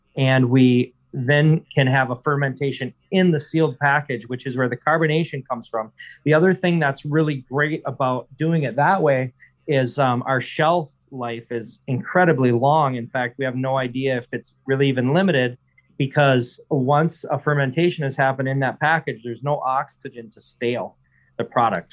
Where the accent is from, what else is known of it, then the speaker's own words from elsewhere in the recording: Michigan's Upper Peninsula, United States; I'm from Michigan's Upper Peninsula. So I grew up in a very rural area, actually working on a dairy farm